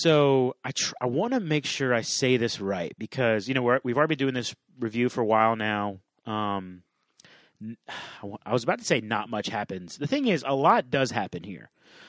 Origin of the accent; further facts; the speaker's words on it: the South, United States; Yeah, I'm from the South, man.